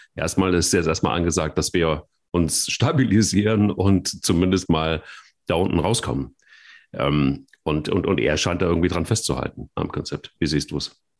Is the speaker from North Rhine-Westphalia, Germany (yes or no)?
yes; Cologne, North Rhine-Westphalia, Germany; wir als Kölner